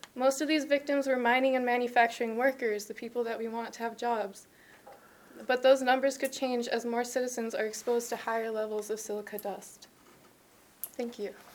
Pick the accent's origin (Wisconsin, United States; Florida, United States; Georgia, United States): Wisconsin, United States; Sparta; I grew up in Sparta